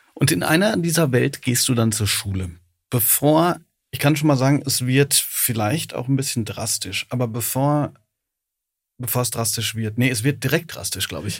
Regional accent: Ruhr area, North Rhine-Westphalia, Germany; ich bin im Ruhrgebiet aufgewachsen

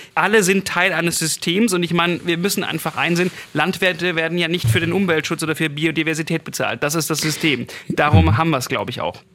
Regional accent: Swabia, Baden-Württemberg, Germany; moved away; bei mir zu Hause mal, also wo ich herkomme, denke auf dem Land, auf dem Schwäbischen

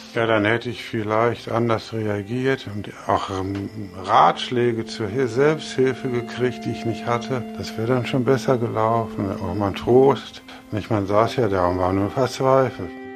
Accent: Bochum, North Rhine-Westphalia, Germany; Ich bin 62 geboren in Bochum

